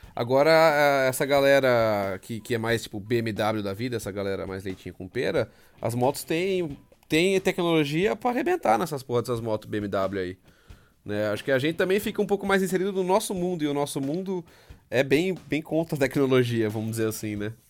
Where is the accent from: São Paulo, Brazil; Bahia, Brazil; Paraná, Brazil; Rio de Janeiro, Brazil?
São Paulo, Brazil; Amparo; eu sou de Amparo, eu tô a 100km de casa